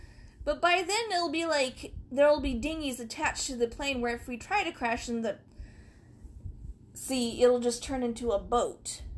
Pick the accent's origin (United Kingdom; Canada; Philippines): Canada; I'm from Canada.